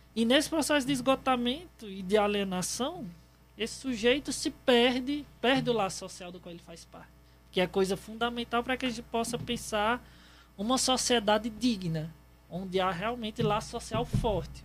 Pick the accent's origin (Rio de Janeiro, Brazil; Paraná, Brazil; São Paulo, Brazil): São Paulo, Brazil; now in Ceará, Brazil; Eu nasci em São Paulo